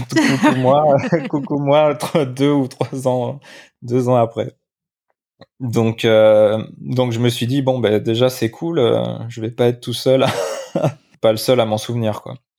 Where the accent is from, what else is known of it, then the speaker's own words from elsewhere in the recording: Limoges, Nouvelle-Aquitaine, France; now in Biarritz, France; je suis né à Limoges, donc je rentre à Limoges voir ma famille pour Noël.